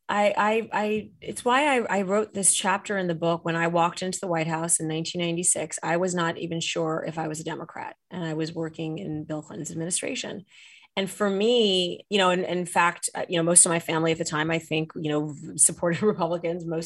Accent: Saudi Arabia; now in United States; we grew up, I grew up in Saudi Arabia, as I write in the book.

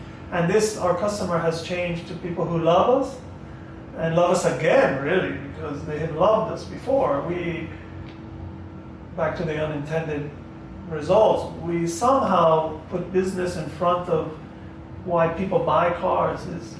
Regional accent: United States

